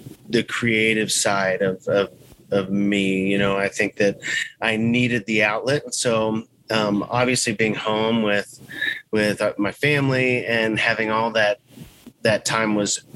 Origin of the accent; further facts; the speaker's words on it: Texas, United States; We're from Texas